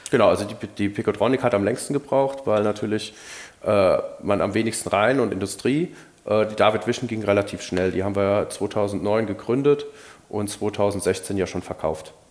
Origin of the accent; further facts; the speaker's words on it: Rhineland, Germany; aber ich will im Rheinland bleiben, ich bin halt Rheinländer